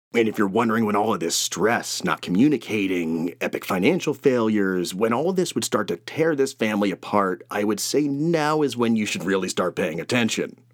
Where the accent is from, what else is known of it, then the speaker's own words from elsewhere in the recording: Saratoga Springs, New York, United States; I grew up near Saratoga Racetrack, uh, which is in New York